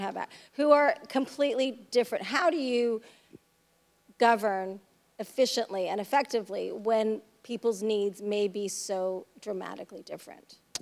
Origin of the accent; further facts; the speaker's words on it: West Coast, United States; I'm from the West Coast.